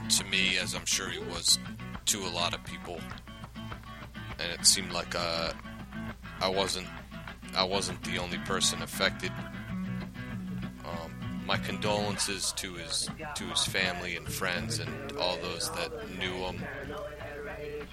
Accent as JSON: {"language": "English", "region": "New York", "country": "United States", "tie": "born or raised there", "moved": "yes", "lives_now": "Philadelphia, United States", "said": "growing up in New York. Growing up in New York, and being part of a punk scene up there"}